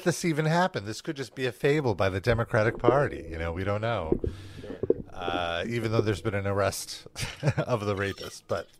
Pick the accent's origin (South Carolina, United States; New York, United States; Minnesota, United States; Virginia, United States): New York, United States; New York City; I'm the only native Brooklynite here.